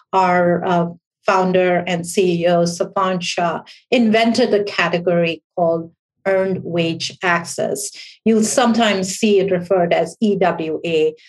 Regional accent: New York, United States; I spent about 20 years on Wall Street as a hedge fund analyst from New York. So within my heart, I am a New Yorker.

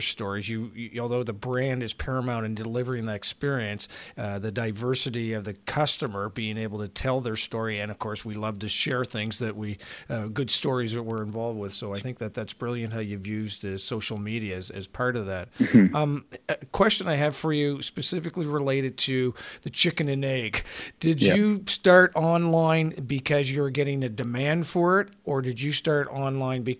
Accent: Fredericton, New Brunswick, Canada; I'm from Fredericton

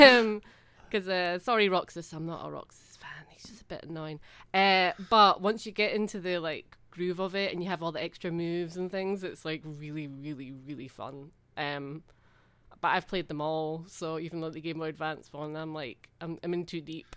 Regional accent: Scotland, United Kingdom; it's just ingrained in me as a Scottish person.

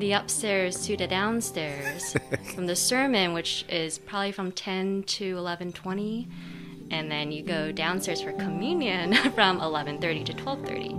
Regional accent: United States; I am Taiwanese American.

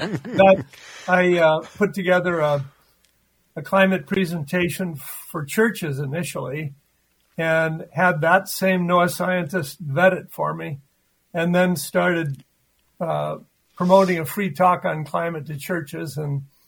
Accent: Owatonna, Minnesota, United States; also born or lived in Oregon / Northfield, Minnesota; Well, I was born and raised down in Owatonna, Minnesota.

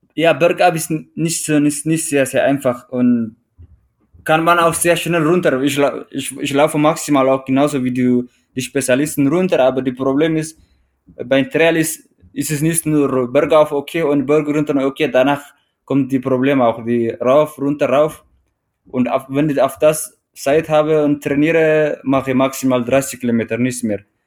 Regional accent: Eritrea; German is a second language; moved away as an adult; also born or lived in Teisendorf, Bavaria, Germany; now in Traunstein, Germany; ich komme ursprünglich aus Eritrea und äh, ich lebe seit äh, knapp acht Jahren in Deutschland, beziehungsweise in Südbayern Traunstein

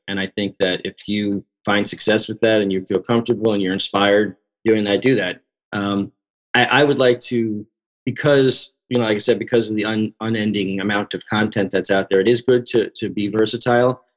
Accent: Long Island, New York, United States; moved away as an adult; also born or lived in Queens, New York; now in Los Angeles, United States; I'm from the East Coast originally. I grew up in New York. I, I grew up on Long Island.

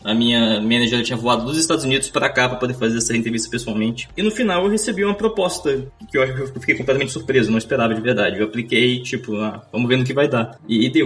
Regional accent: Vitória, Espírito Santo, Brazil; moved away as an adult; also born or lived in Vila Velha; now in Amsterdam, Netherlands; eu morei boa parte da minha vida na região da Grande Vitória, em Vitória Espírito Santo, Vila Velha ali naquela região

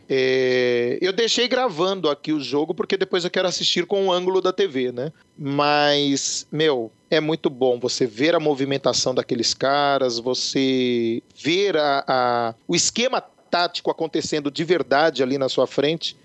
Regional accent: Brazil; como bom brasileiro

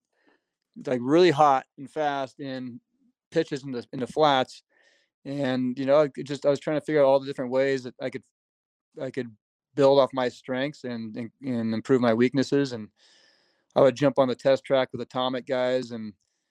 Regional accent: United States; as an American or U.S. kid growing up

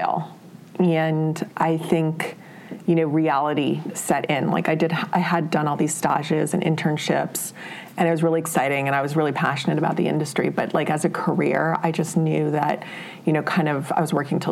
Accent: Honolulu, Hawaii, United States; moved away as an adult; I grew up in Honolulu, Hawaii

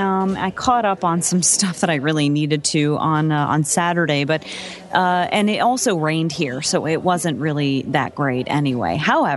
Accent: New Jersey, United States; Being a true Northeasterner, you know, I'm born and raised in New Jersey.

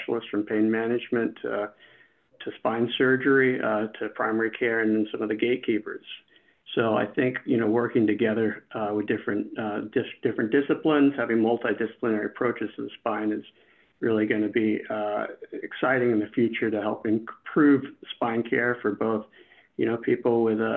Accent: Long Island, New York, United States; I'm from Long Island, New York, not too far from here.

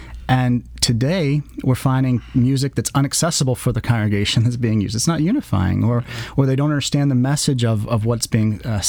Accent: College Station, Texas, United States; I go to my wife, as I'm from College Station, and she took me to a Texas A&M game for the first time

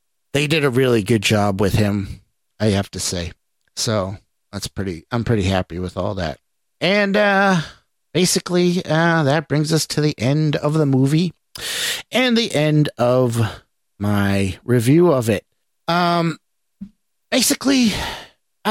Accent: New England, United States; accent: New England; I'm from New England, I have an accent.

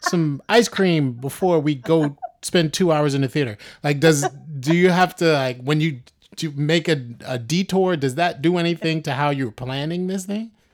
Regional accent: New York City, New York, United States; I grew up in the South Bronx

